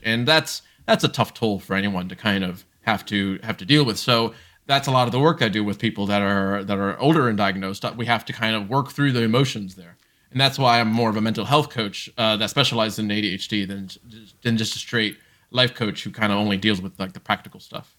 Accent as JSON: {"language": "English", "town": "Columbus", "region": "Ohio", "country": "United States", "tie": "born or raised there", "also_born_or_lived": "Brazil", "said": "Grew up in specifically Ohio, uh, Columbus, Ohio"}